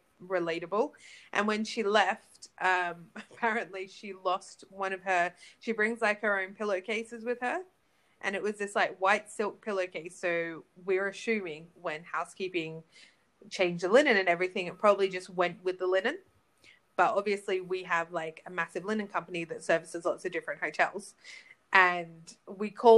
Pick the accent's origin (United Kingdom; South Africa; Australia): Australia; I'm from Australia